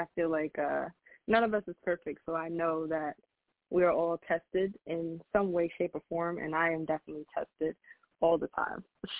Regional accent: Long Island, New York, United States; Oh, I am from Long Island, New York.

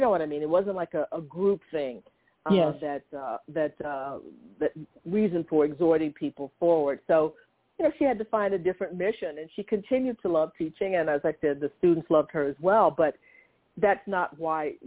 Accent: Conroe, Texas, United States; also born or lived in Livingston, Texas; I was born in Livingston, Texas myself, and then moved to Conroe as an infant

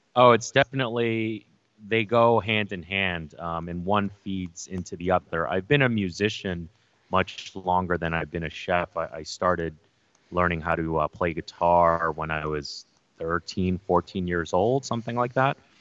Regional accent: New York City, New York, United States; growing up in New York City as an Asian American

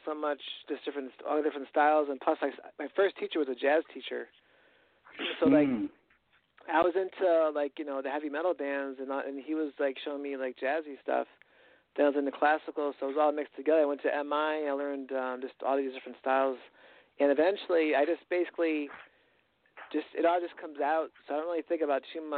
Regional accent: New York, United States; I'm from New York. I'm still in New York right now

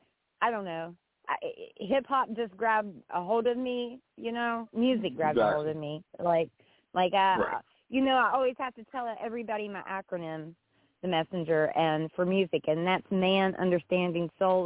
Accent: West Virginia, United States; I'm a country girl, just so you know. I'm from West Virginia

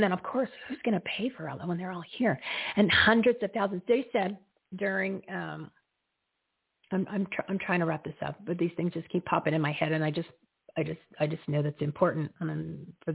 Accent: New Jersey, United States; moved away; my home state of New Jersey

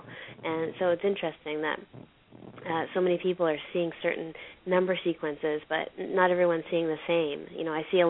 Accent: Canada; I'm from Canada

